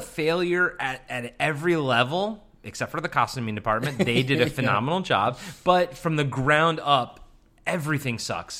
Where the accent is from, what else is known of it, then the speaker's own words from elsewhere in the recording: Maryland, United States; accent: Maryland; Is that my Maryland accent?